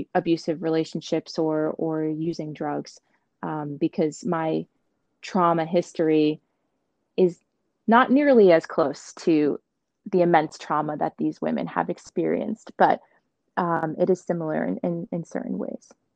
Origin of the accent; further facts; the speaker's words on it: Montgomery, United States; I grew up in Montgomery